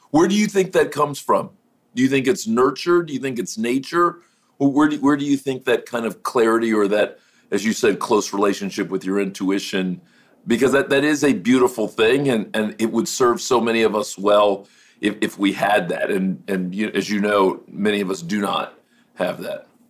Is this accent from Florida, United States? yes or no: yes; Miami, Florida, United States; now in California, United States; I grew up in Miami. I live in California now